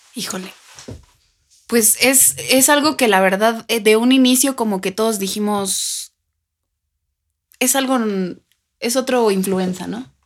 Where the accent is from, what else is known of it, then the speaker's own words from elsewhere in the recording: Mexico; como algunos mexicanos